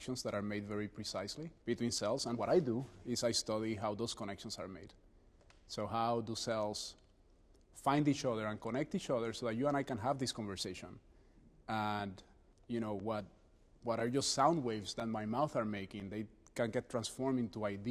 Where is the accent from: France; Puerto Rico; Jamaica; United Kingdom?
Puerto Rico; now in New Haven, United States; I was born and raised in Puerto Rico